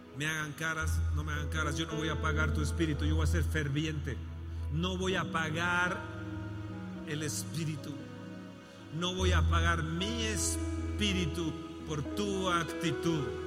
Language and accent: Spanish; Mexico; México va a producir, mi tierra